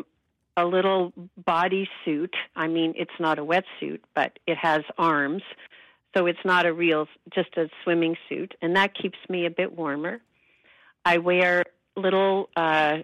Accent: United States; moved away as an adult; also born or lived in Massachusetts; now in Vancouver, Canada; I was born in the States

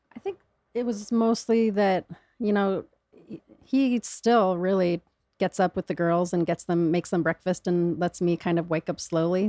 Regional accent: Michigan, United States; I was born in Michigan

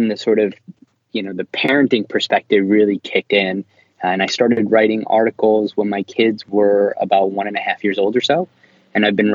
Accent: Philadelphia, Pennsylvania, United States; now in New York, United States; I was born in Philadelphia and I live in New York

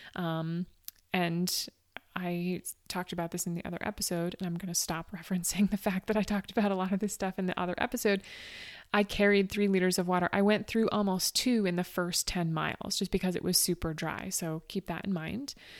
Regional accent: Northeast, United States; I'm from the Northeast where it routinely gets cold.

